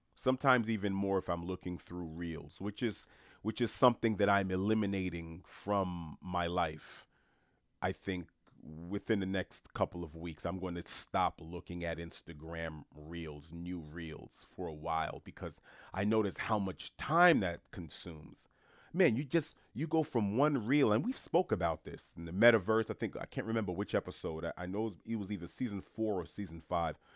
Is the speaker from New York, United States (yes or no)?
yes; New York City, New York, United States; I was born and raised in Jamaica, Queens, New York specifically